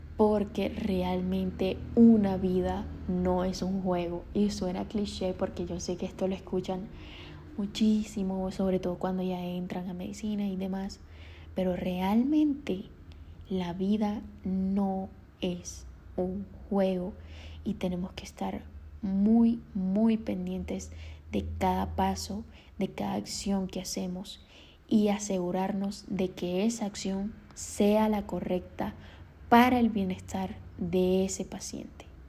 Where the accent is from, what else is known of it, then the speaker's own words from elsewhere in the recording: Colombia; soy colombiana